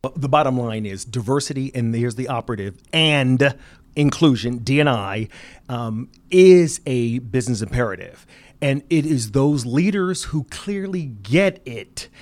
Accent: Philadelphia, Pennsylvania, United States; an inner city kid growing up in Philadelphia

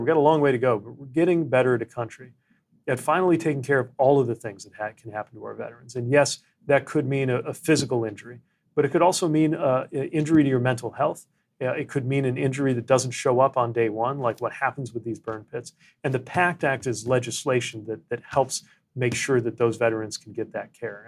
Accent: United States; I was the mayor of my hometown

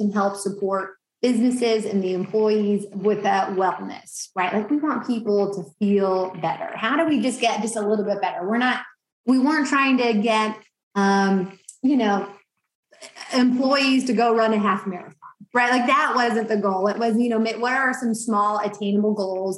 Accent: Bedford, Indiana, United States; I grew up in Bedford

